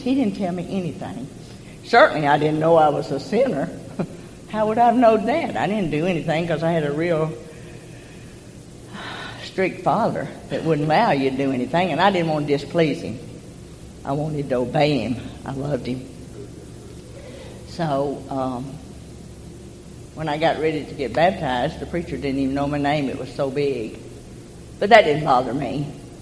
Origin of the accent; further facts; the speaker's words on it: Promised Land, Arkansas, United States; I came from Promised Land